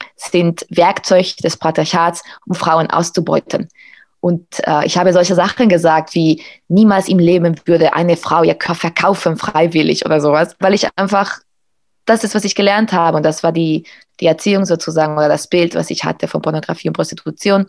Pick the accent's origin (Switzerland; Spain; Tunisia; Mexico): Spain; moved away; in Spanien, wo ich aufgewachsen bin